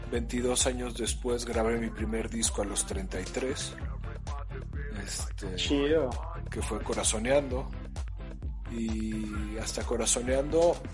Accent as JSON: {"language": "Spanish", "town": "León", "region": "Guanajuato", "country": "Mexico", "said": "soy de León, Guanajuato. A los 20 años me fui"}